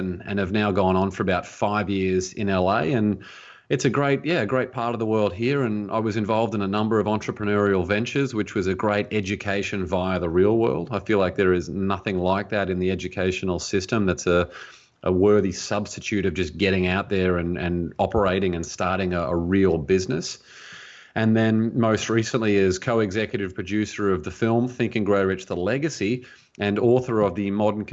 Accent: Brisbane, Queensland, Australia; I grew up in Brisbane, Australia, so that is the accent

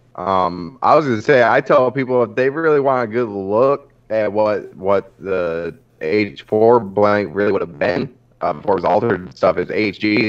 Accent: Central New York, United States; I'm from New York, like mm. not like New York City, like, Central New York

